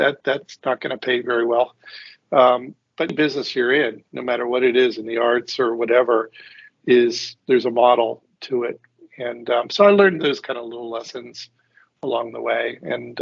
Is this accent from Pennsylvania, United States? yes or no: yes; Pittsburgh, Pennsylvania, United States; originally, I'm from Pittsburgh